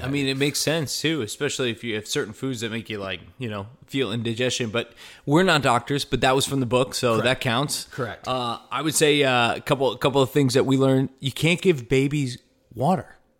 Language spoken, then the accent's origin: English; Connecticut, United States; Connecticut, East Coast